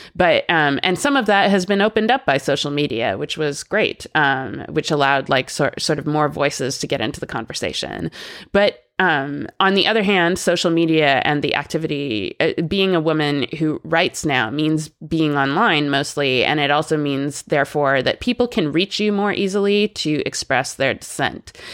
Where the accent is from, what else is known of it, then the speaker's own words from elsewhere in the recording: Canada; I'm Canadian and I grew up there